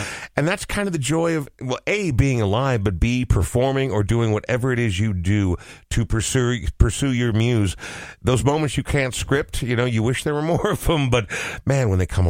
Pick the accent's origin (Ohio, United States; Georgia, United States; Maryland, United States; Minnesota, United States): Minnesota, United States; Coon Rapids; Dude, growing up in Coon Rapids, dudes.